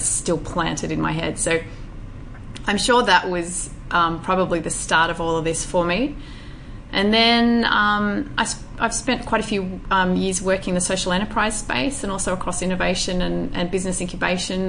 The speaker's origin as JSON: {"language": "English", "region": "northwest New South Wales", "country": "Australia", "tie": "born or raised there", "also_born_or_lived": "Bogor, Indonesia", "said": "a very innocent, I would say, little country girl living on a farm in um, the northwest region of New South Wales"}